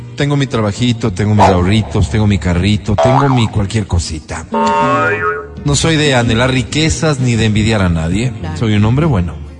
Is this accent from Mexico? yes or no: no; Ecuador; yo también soy ecuatoriano